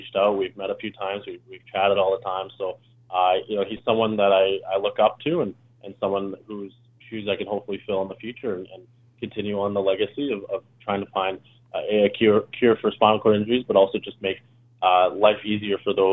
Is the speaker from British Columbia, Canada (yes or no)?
no; Calgary, Alberta, Canada; I'm from Calgary, so it's a pretty old city.